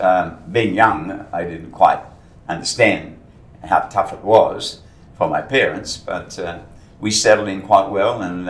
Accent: Guildford, Western Australia, Australia; also born or lived in Colombo, Sri Lanka / London; We established ourselves in Guildford.

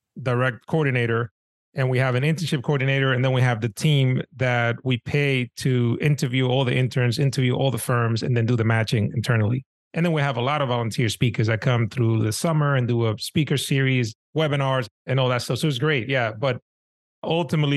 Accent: New York City, New York, United States; when I was growing up in Washington Heights in New York City, there were no RIAs down the block

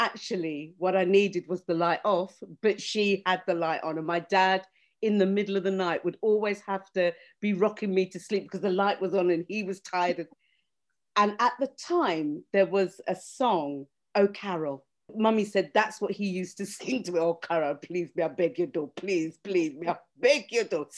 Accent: Jamaica; moved away as an adult; now in United Kingdom; when I was growing up in Jamaica

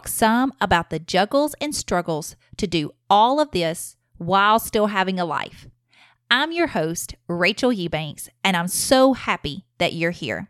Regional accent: Alabama, United States; accent: Alabama; now in Huntsville, United States; we're in Alabama, if my accent does not already give that away

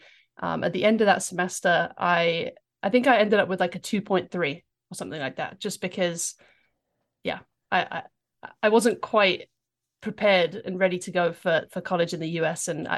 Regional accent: London, United Kingdom; accent: English; moved away as an adult; now in United States; Yeah, I've been in the US now for, I think, 12 or 13 years, so I'm losing the accent, sadly. But I grew up in England. I lived there until I was 18.

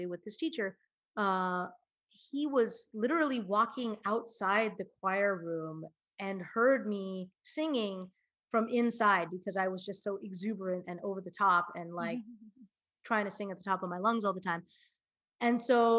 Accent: Hawaii, United States; now in New York, United States; I had an idyllic childhood. My parents are swell. I lived in Hawaii.

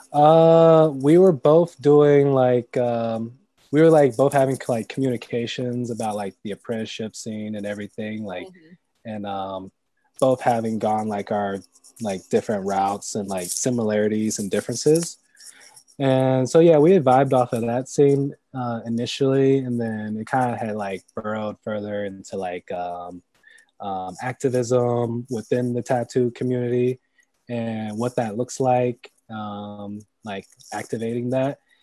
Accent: Greensboro, North Carolina, United States; moved away as an adult; also born or lived in San Francisco Bay Area; now in Oakland, United States; growing up in Greensboro

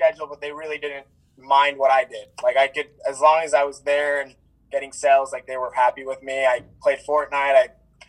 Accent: Orem, Utah, United States; originally from Orem

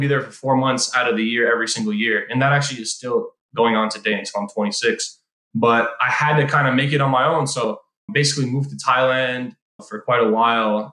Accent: Iowa, United States; moved away as an adult; also born or lived in Israel; on the plane back from Israel to Iowa and then finished up high school

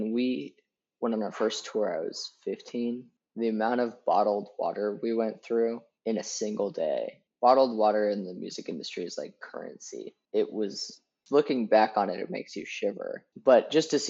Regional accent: the Bay Area, California, United States; I'm from the Bay Area. And the minute you leave the Bay Area, you realize that, oh my gosh, you were in a bubble this whole time. Because you grew up composting

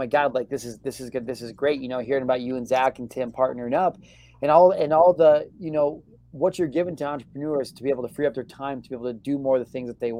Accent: Illinois, United States; moved away as an adult; also born or lived in San Diego; I grew up in the Midwestern Illinois

